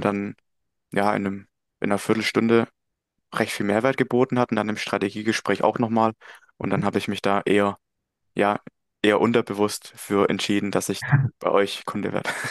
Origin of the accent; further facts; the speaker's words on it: Möckmühl, Baden-Württemberg, Germany; komme aus Mückmühl, das ist in der Nähe von Heilbronn